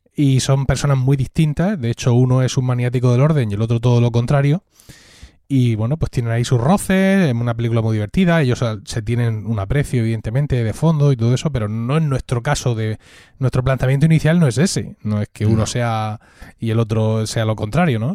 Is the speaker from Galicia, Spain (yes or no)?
no; Blanca, Region of Murcia, Spain; Blanca, que es de donde yo soy, pueblo de Murcia